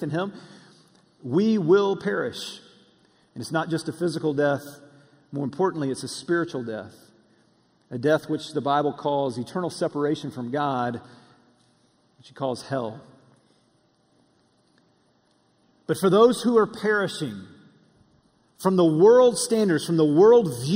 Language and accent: English; Russellville, Alabama, United States; moved away; We were back in my hometown, Russellville in North Alabama, and we were eating at my favorite place to eat growing up